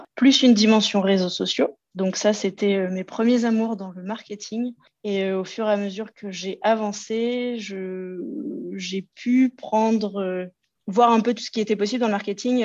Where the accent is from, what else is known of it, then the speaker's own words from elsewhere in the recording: Loir-et-Cher, Centre-Val de Loire, France; moved away as an adult; also born or lived in Paris region; now in Lyon region, France; je suis originaire du Loir-et-Cher, dans le centre de la France